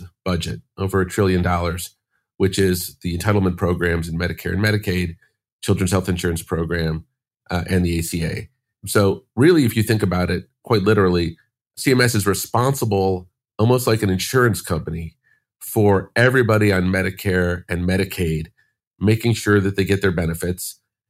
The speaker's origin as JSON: {"language": "English", "town": "Chicago", "region": "Illinois", "country": "United States", "tie": "born or raised there", "said": "I grew up in Chicago, went to college."}